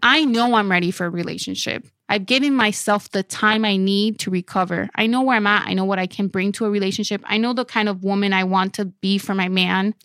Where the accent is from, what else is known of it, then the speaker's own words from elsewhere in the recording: Dominican Republic; moved away; on my birth certificate in Dominican Republic